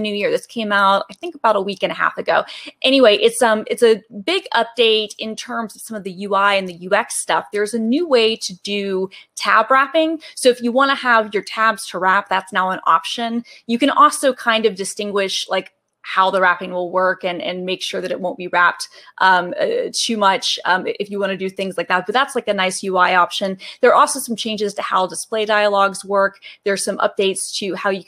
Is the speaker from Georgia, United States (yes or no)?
yes; Atlanta, Georgia, United States; now in Seattle, United States; born and raised in Atlanta, Georgia